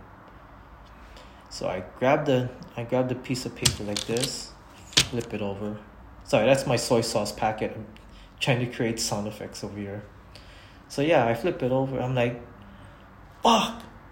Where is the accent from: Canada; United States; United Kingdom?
United States; Hawaii; I'm born and raised in Hawaii